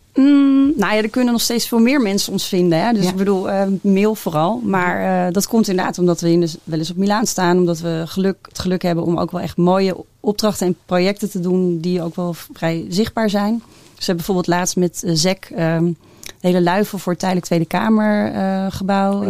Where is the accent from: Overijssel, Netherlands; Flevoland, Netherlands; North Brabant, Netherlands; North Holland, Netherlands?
Flevoland, Netherlands; Lelystad; ik kom zelf uit Lelystad.